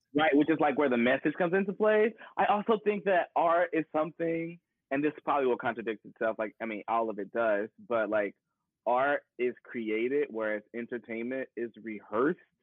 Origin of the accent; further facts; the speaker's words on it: Paducah, Kentucky, United States; moved away; also born or lived in Ball State University, Indiana; I am from the Midwest, little old town called Paducah, Kentucky